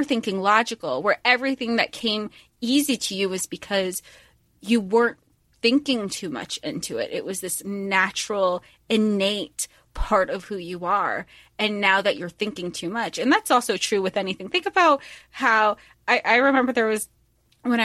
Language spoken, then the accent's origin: English; Florida, United States; We grew up in Florida